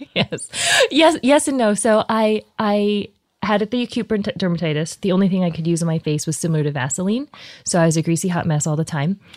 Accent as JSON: {"language": "English", "town": "Columbia", "region": "Missouri", "country": "United States", "tie": "born or raised there", "also_born_or_lived": "New Jersey / Texas", "moved": "yes", "said": "I was born in Columbia"}